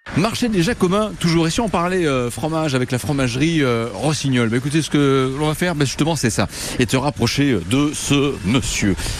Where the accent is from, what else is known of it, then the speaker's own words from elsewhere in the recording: Duneau, Pays de la Loire, France; De Duno, à côté de Connery